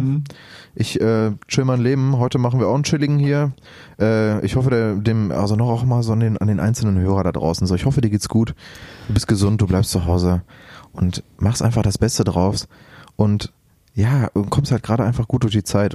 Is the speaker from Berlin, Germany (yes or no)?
no; Lünen, North Rhine-Westphalia, Germany; ich war auch in meinem, in meinem, in meinem Heimatdorf in Brambauer